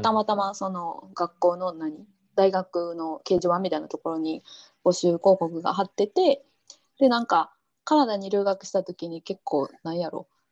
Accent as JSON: {"language": "Japanese", "region": "Osaka", "country": "Japan", "tie": "born or raised there", "moved": "as an adult", "lives_now": "Jordan", "said": "大阪大阪出身。"}